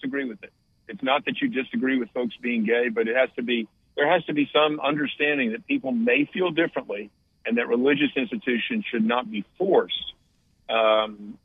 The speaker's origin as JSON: {"language": "English", "town": "Raleigh", "region": "North Carolina", "country": "United States", "tie": "born or raised there", "said": "I grew up in Raleigh"}